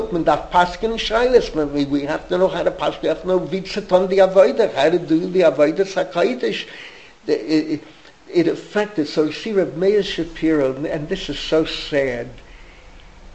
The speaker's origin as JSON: {"language": "English", "town": "New York City", "region": "New York", "country": "United States", "tie": "born or raised there", "moved": "yes", "lives_now": "Israel", "said": "growing up in the Bronx, 1953"}